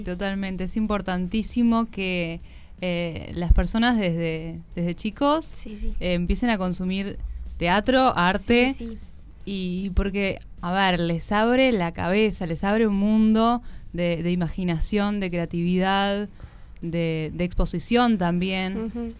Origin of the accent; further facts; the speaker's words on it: Uruguay; todos los uruguayos y las uruguayas conocemos el, la historia